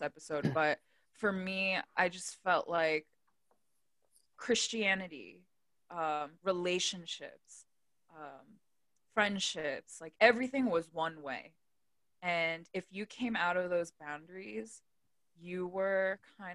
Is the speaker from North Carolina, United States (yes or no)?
no; Delaware, United States; I grew up in Delaware, everyone is like-minded.